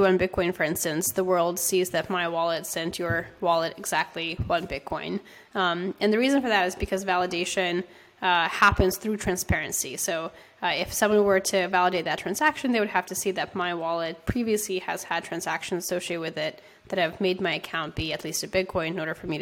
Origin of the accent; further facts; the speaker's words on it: San Francisco, California, United States; I'm from San Francisco